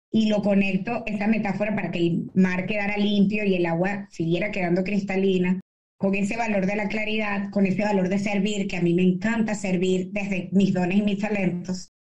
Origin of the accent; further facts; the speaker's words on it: Caracas, Capital District, Venezuela; moved away; de mi Caracas, yo nací en Caracas, eh, caraqueña